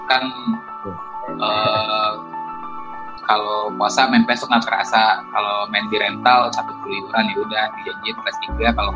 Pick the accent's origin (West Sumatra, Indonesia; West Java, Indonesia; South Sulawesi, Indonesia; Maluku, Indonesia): West Sumatra, Indonesia; Padang; Kan kita tumbuh di tempat yang berbeda. Uh, kayak saya dari Padang, kalau capek besarnya tumbuh di Jambi, kalau Nadira di Salemba, Jakarta Pusat.